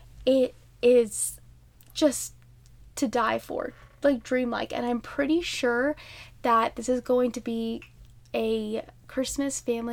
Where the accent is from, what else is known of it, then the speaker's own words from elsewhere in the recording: Midwest, United States; we grew up in the Midwest.